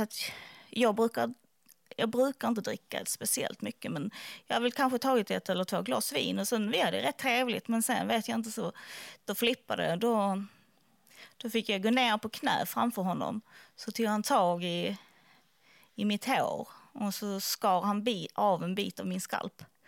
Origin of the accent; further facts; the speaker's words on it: Skåne, Sweden; jag är från Skåne